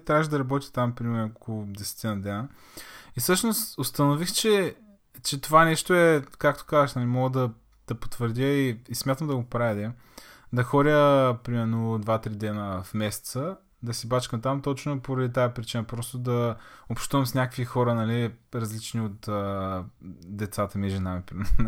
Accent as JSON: {"language": "Bulgarian", "town": "Targovishte", "region": "Targovishte Province", "country": "Bulgaria", "tie": "born or raised there", "moved": "as an adult", "lives_now": "Varna, Bulgaria", "said": "съм от Търговище, всъщност аз там съм родил, съм живял при 18 години"}